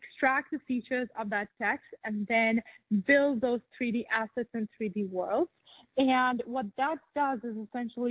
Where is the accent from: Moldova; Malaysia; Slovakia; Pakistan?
Pakistan; I grew up in Pakistan